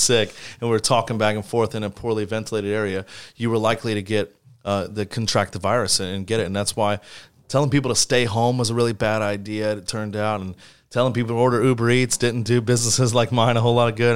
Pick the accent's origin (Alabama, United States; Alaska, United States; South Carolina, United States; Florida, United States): Florida, United States; St. Petersburg; running for mayor of my hometown